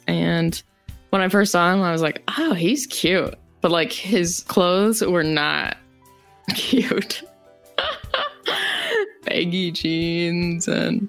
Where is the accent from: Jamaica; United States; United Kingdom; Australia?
United States; Rapid City, South Dakota; I was born and raised in Rapid City, South Dakota, and I graduated with an art degree